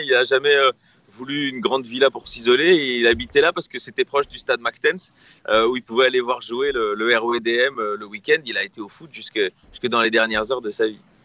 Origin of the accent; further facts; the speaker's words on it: Brussels, Brussels-Capital Region, Belgium; Je suis bruxellois, comme Raymond.